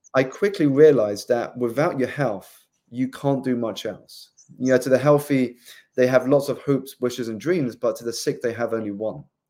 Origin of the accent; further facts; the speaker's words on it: South East England, United Kingdom; moved away as an adult; also born or lived in London; I grew up in the southeast of England